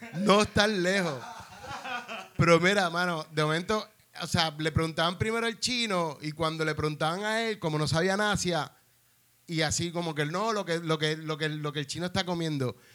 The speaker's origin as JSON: {"language": "Spanish", "country": "Puerto Rico", "said": "yo era de Puerto Rico"}